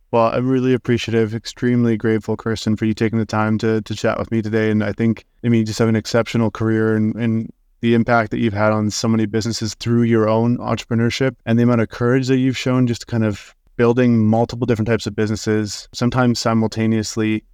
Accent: Saskatoon, Saskatchewan, Canada; I'm from Saskatoon

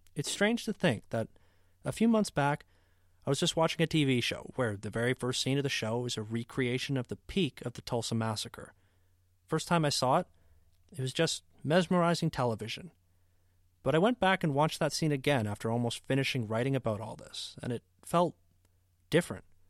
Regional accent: Canada; As a Canadian

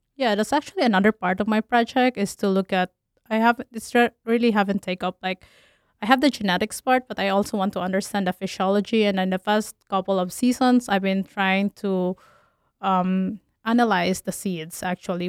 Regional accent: Philippines; moved away as an adult; also born or lived in Tennessee, United States; now in Minnesota, United States; I'm originally from Philippines

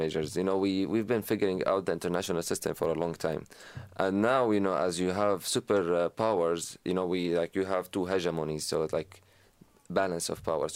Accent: Syria; now in United States; not only as an American, as a Syrian

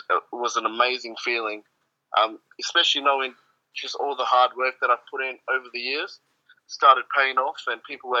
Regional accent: South Africa; moved away; in my home country of South Africa

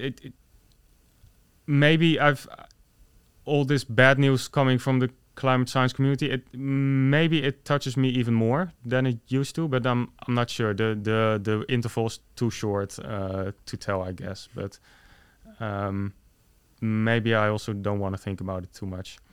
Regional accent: Netherlands; I was born in the Netherlands

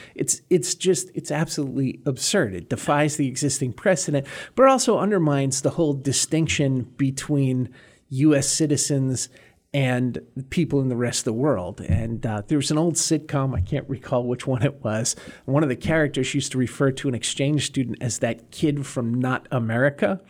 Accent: north of Boston, Massachusetts, United States; I grew up in Massachusetts on the ocean north of Boston

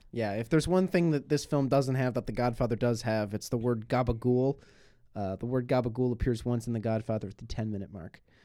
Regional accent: Buffalo, New York, United States; moved away; my hometown

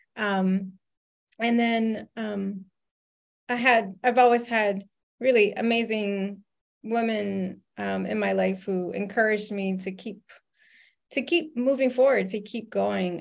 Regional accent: Louisiana, United States; I grew up in Louisiana

